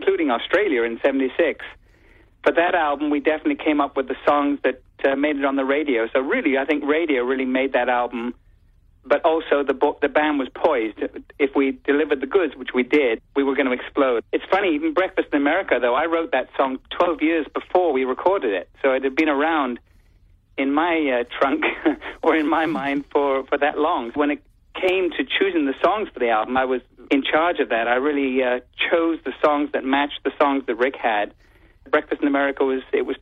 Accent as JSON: {"language": "English", "region": "England", "country": "United Kingdom", "moved": "yes", "lives_now": "United States", "said": "when I visit my home country, England"}